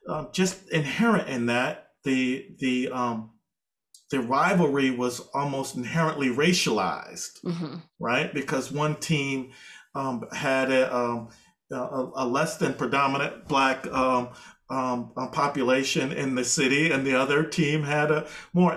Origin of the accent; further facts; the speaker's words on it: Massachusetts, United States; I'm from Massachusetts